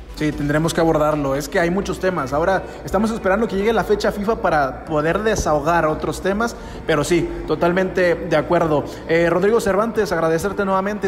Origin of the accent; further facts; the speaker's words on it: Mexico; Nosotros que somos mexicanos